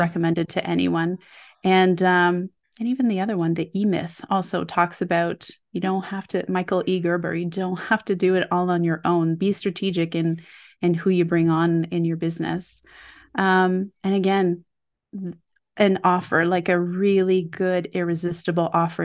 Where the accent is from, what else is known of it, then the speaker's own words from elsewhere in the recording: Quebec, Canada; I grew up in Quebec